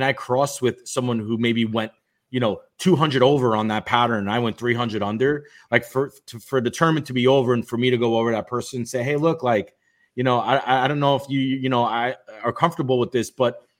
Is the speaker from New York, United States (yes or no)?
yes; New York City, New York, United States; I grew up in Brooklyn